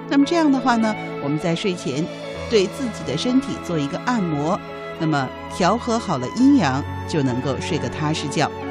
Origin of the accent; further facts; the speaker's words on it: China; 我们中国人